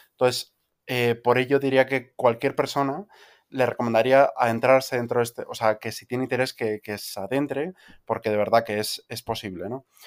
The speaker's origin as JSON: {"language": "Spanish", "town": "Vigo", "region": "Galicia", "country": "Spain", "tie": "born or raised there", "said": "donde crecí en Vigo"}